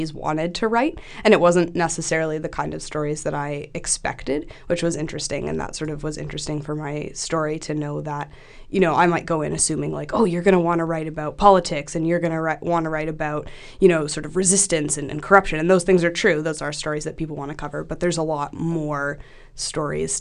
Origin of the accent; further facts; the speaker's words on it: Toronto, Ontario, Canada; I'm from Toronto